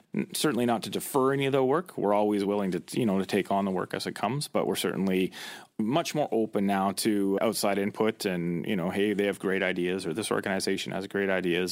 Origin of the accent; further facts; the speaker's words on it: Chilliwack, British Columbia, Canada; I grew up in the Lower Mainland in the Chilliwackero area